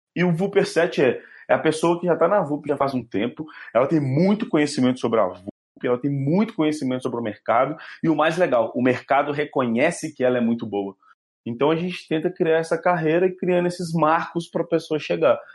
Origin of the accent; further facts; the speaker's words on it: Minas Gerais, Brazil; accent: mineiro; eu sou mineiro, meu sotaque é bem carregado